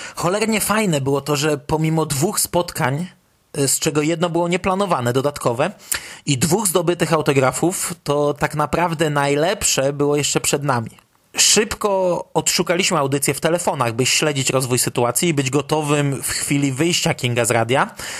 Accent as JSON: {"language": "Polish", "country": "Poland", "said": "jesteśmy grupą fanów z Polski"}